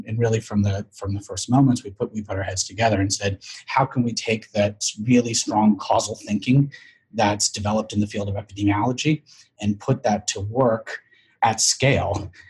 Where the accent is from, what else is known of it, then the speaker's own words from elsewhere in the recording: San Francisco, California, United States; I grew up in San Francisco